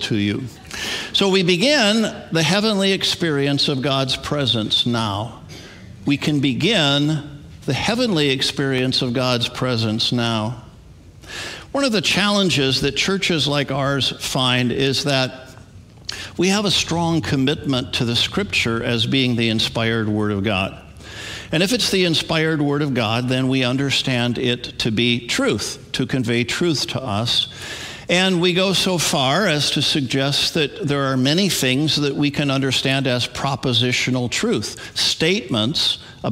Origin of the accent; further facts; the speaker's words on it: Edmonton, Alberta, Canada; also born or lived in Wisconsin, United States; When I was 7, moved to Edmonton, Alberta, Canada